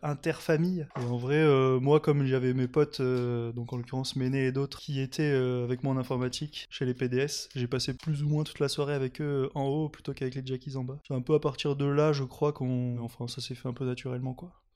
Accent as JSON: {"language": "French", "town": "Nice", "region": "Provence-Alpes-Côte d'Azur", "country": "France", "moved": "as an adult", "lives_now": "Lyon, France", "said": "Je viens de Nice. Ça fait euh, à peu près 9 ans que je suis à Lyon"}